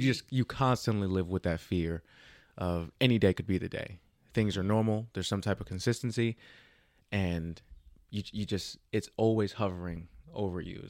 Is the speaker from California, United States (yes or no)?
no; Jersey City, New Jersey, United States; now in Texas, United States; I am born and raised in Jersey City